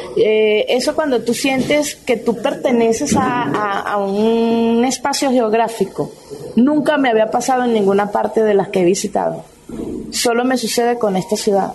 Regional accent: Barquisimeto, Lara, Venezuela; moved away as an adult; now in Bucaramanga, Colombia; la ciudad donde yo, de donde yo vengo, que es Barquisimeto

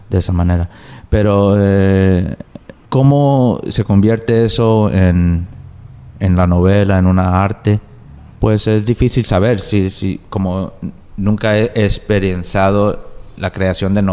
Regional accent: New Jersey, United States; born there; yo nací en los Estados Unidos, ¿Sí? en New Jersey, pero mis primeros, digamos, cuatro años de mi vida yo no hablaba inglés, yo hablaba español, porque estaba hablando con mis padres más que todo.

